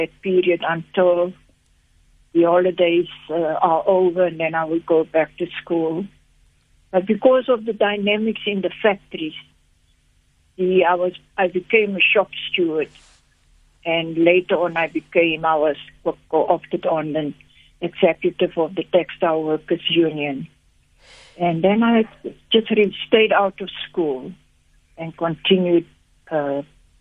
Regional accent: Port Elizabeth, Eastern Cape, South Africa; moved away; also born or lived in Zambia; So Villageport was a small little enclave in Port Elizabeth, around the areas where we colored people lived. And I grew up there.

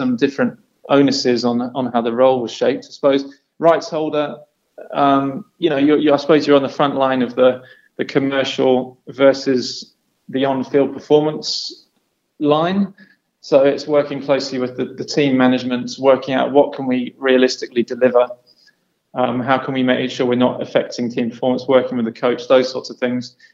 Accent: England, United Kingdom; I'm English

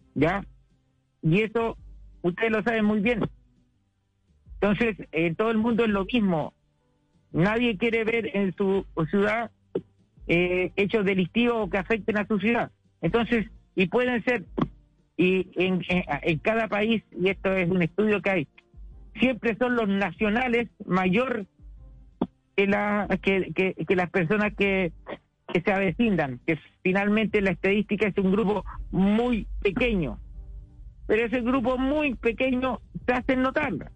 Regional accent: Chile; now in Iquique, Chile; como diríamos chilenos

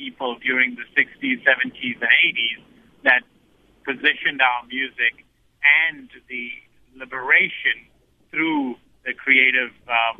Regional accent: South Africa; growing up in South Africa

